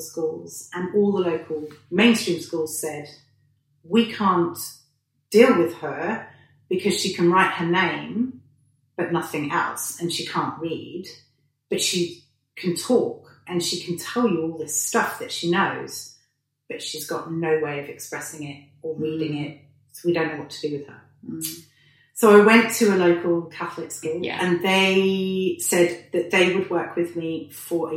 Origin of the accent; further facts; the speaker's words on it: Hertfordshire and Essex, East of England, United Kingdom; accent: British; moved away; we lived in a really lovely pocket of Hertfordshire and Essex in the UK. I'm British for anybody who hasn't picked up on the accent. It's fairly strong still.